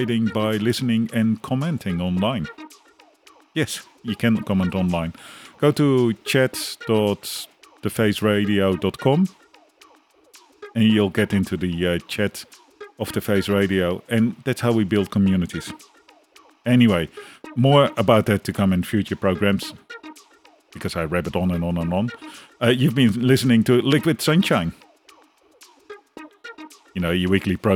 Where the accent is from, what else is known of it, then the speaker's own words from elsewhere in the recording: Netherlands; now in Australia; I'm from the Netherlands